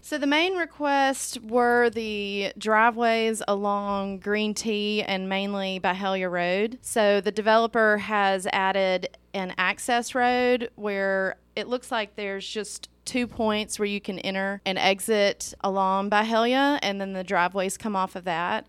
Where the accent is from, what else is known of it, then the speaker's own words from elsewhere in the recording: Meridian and Jackson, Mississippi, United States; now in Hernando, United States; I grew up in Meridian in Jackson. I moved to Hernando